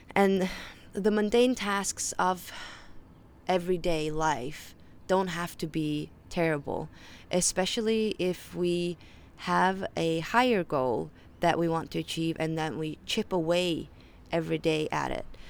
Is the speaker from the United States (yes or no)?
no; Faroe Islands; accent: Faroese; first language Faroese; English is a second language; English is my third language, so if you detect an accent, that is why. My first language is Faroese, my second language is Danish, and then my third language is English.